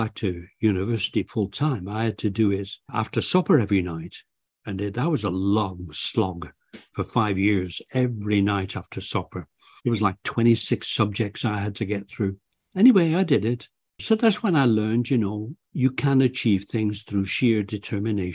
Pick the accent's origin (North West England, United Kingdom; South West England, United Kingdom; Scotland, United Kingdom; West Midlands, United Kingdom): North West England, United Kingdom; Bolton; moved away; also born or lived in Canada; I was born in, I grew up in Bolton, Lancashire, England.